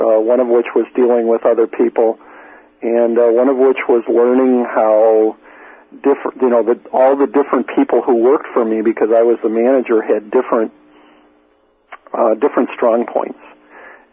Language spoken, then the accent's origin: English; northwest suburbs of Chicago, Illinois, United States; moved away; also born or lived in Minnesota; It was a suburb of Chicago. It was one of the northwest suburbs of Chicago